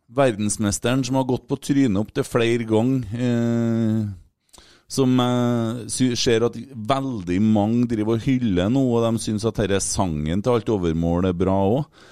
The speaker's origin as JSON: {"language": "Norwegian", "country": "Norway", "said": "vi er fra Norge"}